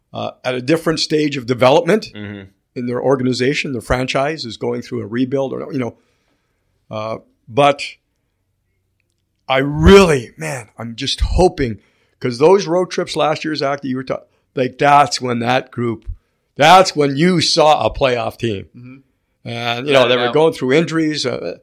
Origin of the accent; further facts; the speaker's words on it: United States; I'm American though.